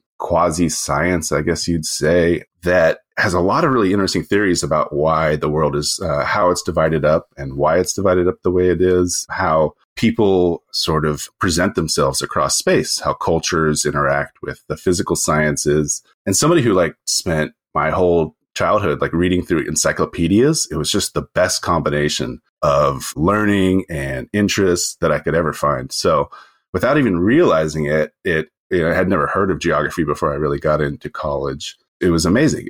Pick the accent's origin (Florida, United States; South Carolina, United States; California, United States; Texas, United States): California, United States; Northern; now in San Francisco, United States; I grew up in Northern California, kind of in the middle of the nowhere